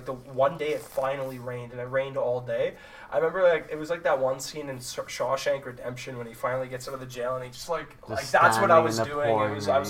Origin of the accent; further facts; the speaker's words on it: Manitoba, Canada; Especially when I'm driving from like my hometown to Winnipeg. It's like an hour and a half.